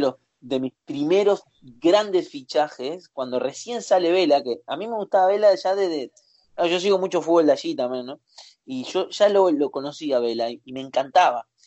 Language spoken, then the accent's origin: Spanish; Uruguay; Soy uruguayo